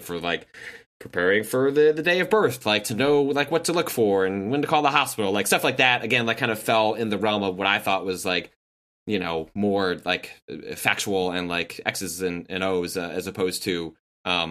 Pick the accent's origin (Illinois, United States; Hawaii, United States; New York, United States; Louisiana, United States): Illinois, United States; Chicago; I grew up in the Chicagoland area